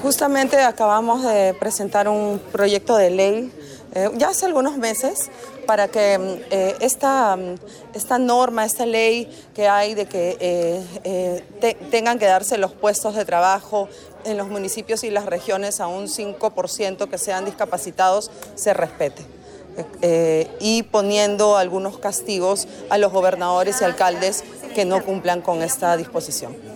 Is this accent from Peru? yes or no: yes; Peru; como líder peruana